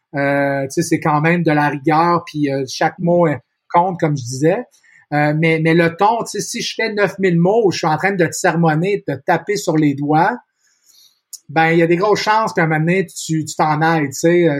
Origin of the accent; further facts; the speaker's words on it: Montreal, Quebec, Canada; suis né ici, je suis né à Montréal, je vis encore à Montréal